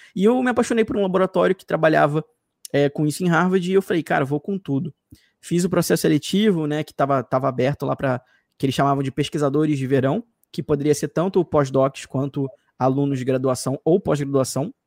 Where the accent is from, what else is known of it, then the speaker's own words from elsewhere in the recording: Rio de Janeiro, Brazil; accent: carioca; eu sou carioca, chio muito